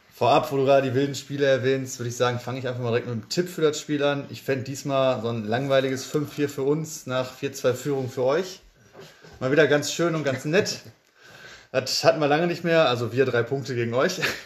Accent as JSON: {"language": "German", "town": "Bottrop", "region": "North Rhine-Westphalia", "country": "Germany", "tie": "born or raised there", "also_born_or_lived": "Kirchhellen / Rentfort"}